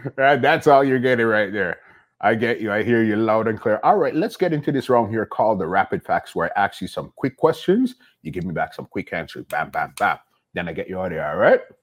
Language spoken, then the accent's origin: English; Toronto, Ontario, Canada; We're from Toronto, the big city.